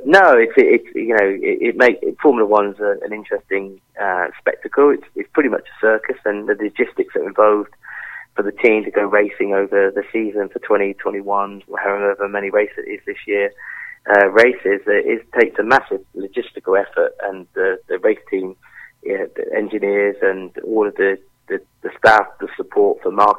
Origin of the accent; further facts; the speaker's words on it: Devon, South West England, United Kingdom; moved away as an adult; also born or lived in Paris; we're from Devon. We're in an amazing place.